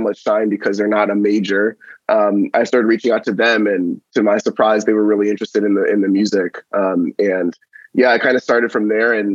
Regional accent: New York City, New York, United States; moved away as an adult; now in Austin, United States; in my hometown of Staten Island, New York

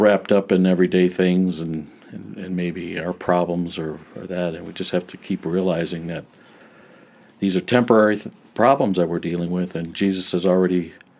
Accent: Highland Park, Michigan, United States; moved away as an adult; also born or lived in Western United States / Alaska; I'm a Michigander, a native Michigander. I was born in Highland Park

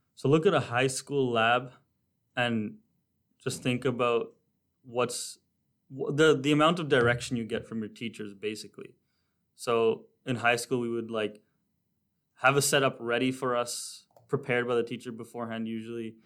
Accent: Toronto, Ontario, Canada; now in North Bay, Canada; I'm from Toronto, Ontario, but I moved to North Bay

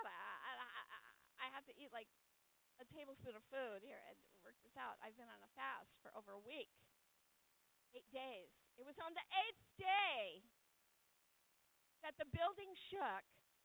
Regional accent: California, United States; now in New England, United States; I'm from California

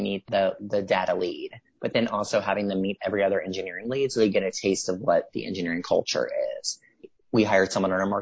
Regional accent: Mississippi, United States; I'm from Mississippi

